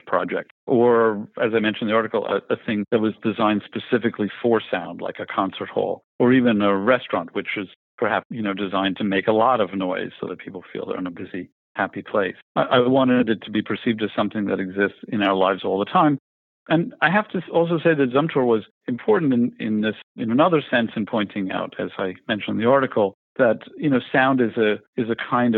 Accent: New York, United States; I grew up in Greenwich Village in New York

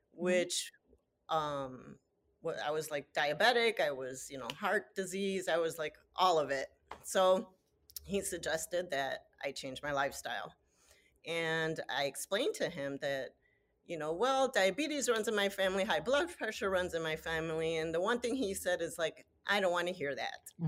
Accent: Chicago, Illinois, United States; I am born and raised in Chicago

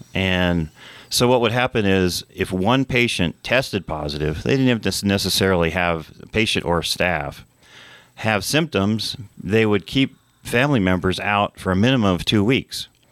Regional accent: New Mexico, United States; also born or lived in Santa Fe, New Mexico / Taos, New Mexico / Las Cruces, New Mexico / Rio Rancho, New Mexico; I've been a uh, lifelong um, citizen of New Mexico. Uh, I went to elementary school in Santa Fe, uh, junior high, high school in Taos

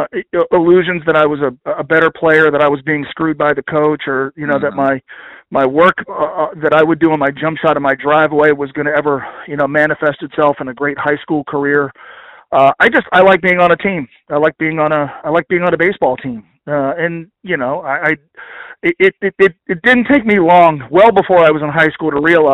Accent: Northern Kentucky, United States; also born or lived in New Jersey; born in Northern Kentucky. Mm-hmm. We moved to New Jersey. We come back

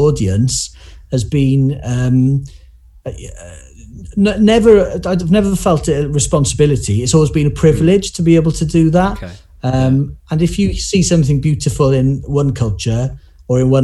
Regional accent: Cardiff, Wales, United Kingdom; first language Welsh; English is a second language; I grew up in Cardiff, and my dad learned Welsh when he was younger in university, decided to bring us up speaking Welsh.

